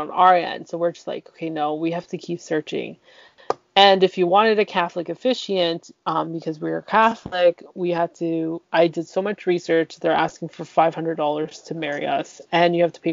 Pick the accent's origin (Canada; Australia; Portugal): Canada; I'm the one that's born here